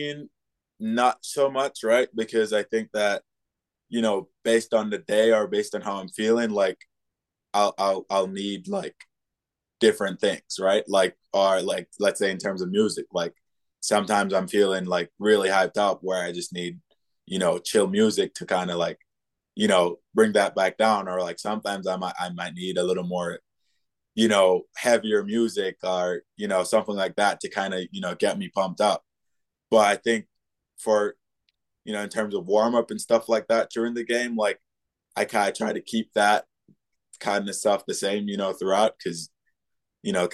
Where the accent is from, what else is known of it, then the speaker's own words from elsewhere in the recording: Jamaica; moved away; I like growing up in Jamaica